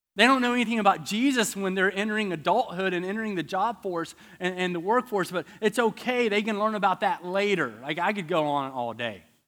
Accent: the South, United States; I'm from the South.

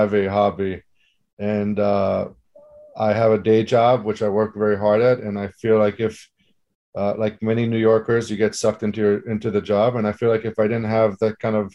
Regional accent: Israel; moved away; growing up in Israel

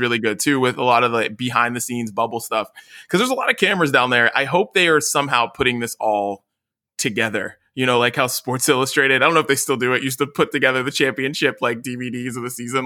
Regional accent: West Virginia, United States; now in California, United States; me being from West Virginia

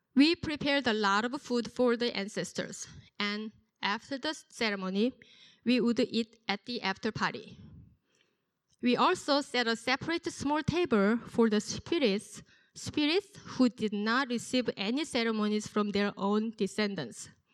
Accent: South Korea; moved away; I was born and raised in South Korea.

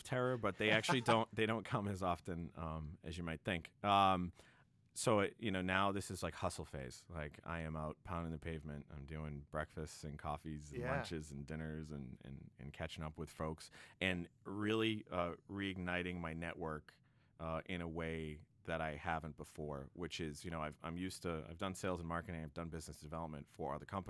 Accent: Quincy, Massachusetts, United States; I'm working with a friend of mine who's a BC High grad, actually, and also a Boston College grad, and we grew up together in Quincy.

